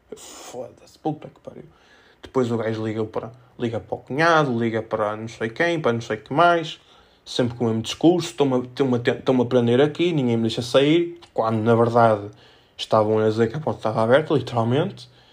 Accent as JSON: {"language": "Portuguese", "town": "Felgueiras", "region": "Norte", "country": "Portugal", "said": "sou de Felgueiras, não sou de Penafiel"}